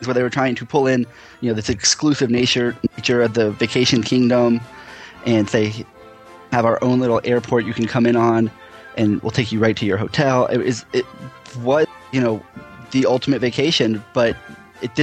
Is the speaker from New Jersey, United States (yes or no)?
no; Central Florida, United States; I grew up in Central Florida